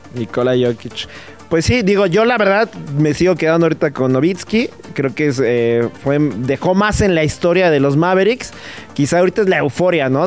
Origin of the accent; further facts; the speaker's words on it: Mexico; antes que madridista, soy mexicano